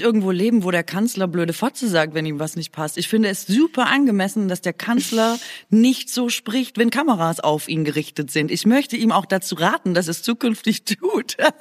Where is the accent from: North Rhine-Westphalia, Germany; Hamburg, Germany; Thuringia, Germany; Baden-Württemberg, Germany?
Baden-Württemberg, Germany; Swabia; accent: Swabian; first language Swabian German; in meiner Muttersprache fluche und das ist ganz schlimmes Schwäbisch